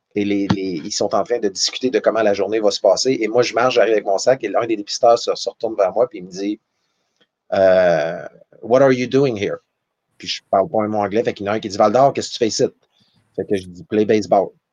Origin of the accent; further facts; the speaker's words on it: Val-d'Or, Quebec, Canada; moved away; Je suis de Val d'Or, une famille de quatre enfants